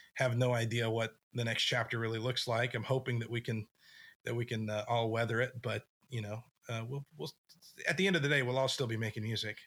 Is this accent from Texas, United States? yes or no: yes; West Texas, United States; moved away as an adult; also born or lived in Nashville; I grew up in West Texas, tiny little town